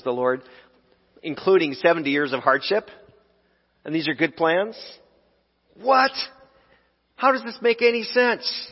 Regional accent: United States; as American Christians

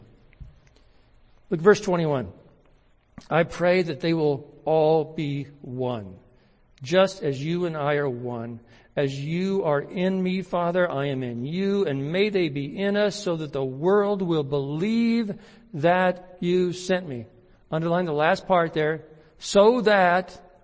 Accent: United States; I'm an American

